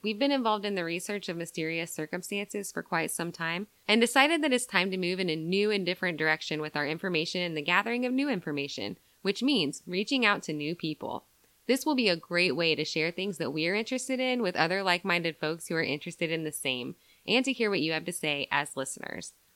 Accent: Southern Iowa, United States; we're two girls from Southern Iowa

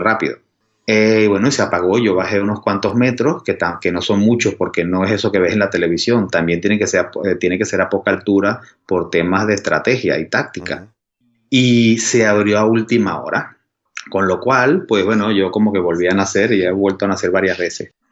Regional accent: Venezuela; accent: Venezuelan; moved away; antes de vivir aquí, pues vivía en Venezuela, por mi acento se ve

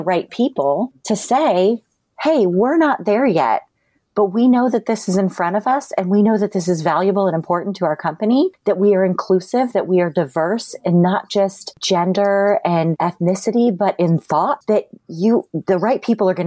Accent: Akron, Ohio, United States; I grew up in Akron, Ohio

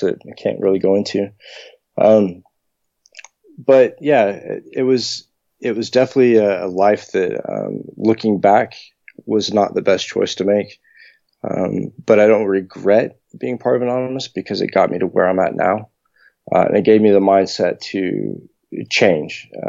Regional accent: United States; I'm from the States

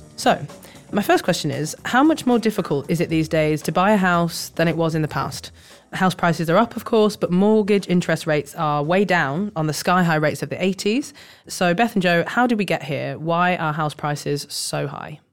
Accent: Leeds, Yorkshire and the Humber, United Kingdom; moved away; from Leeds, my hometown

